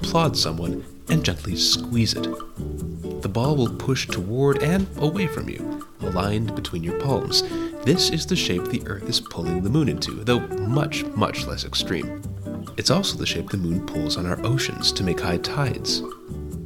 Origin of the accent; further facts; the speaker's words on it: Wisconsin, United States; As a child growing up in Wisconsin, America's Dairyland